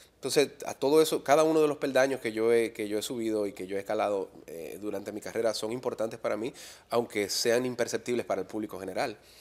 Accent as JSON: {"language": "Spanish", "country": "Dominican Republic", "also_born_or_lived": "Miami", "said": "habiendo regresado a República Dominicana"}